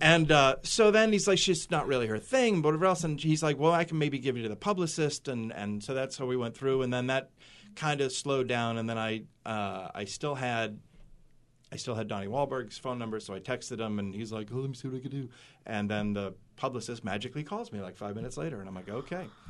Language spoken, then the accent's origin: English; Boston, Massachusetts, United States; now in Portland, United States; I grew up in Boston